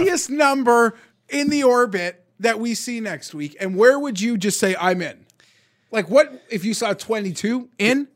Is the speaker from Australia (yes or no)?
no; Canada; We're Canadian